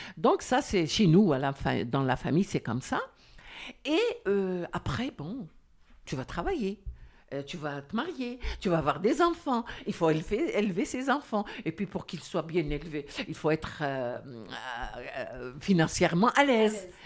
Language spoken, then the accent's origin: French; Algeria; je suis Algérien